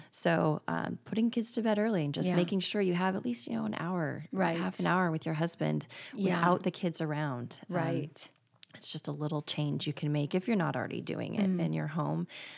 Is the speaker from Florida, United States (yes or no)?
yes; Tallahassee, Florida, United States; born there; And I was born in Tallahassee, both northern Florida cities.